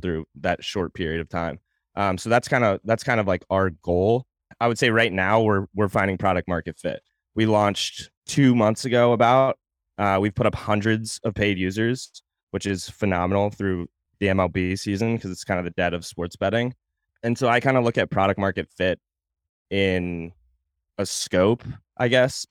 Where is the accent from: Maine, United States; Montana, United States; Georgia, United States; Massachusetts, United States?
Maine, United States; Portland; moved away as an adult; also born or lived in Virginia / Fort Campbell / Savannah; now in Nashville, United States; So, I'm from Portland, Maine, originally, born and raised there, or actually not born, I was born in Virginia, I moved there shortly after I was born.